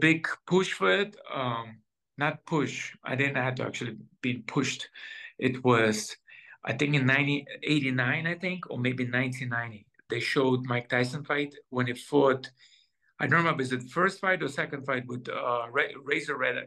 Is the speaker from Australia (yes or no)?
no; Israel; also born or lived in Soviet Union; I born in 1980 in Soviet Union, And when I was about maybe 10 or 9 years old, my parents decided to do Aliyah, moving to Israel from Soviet Union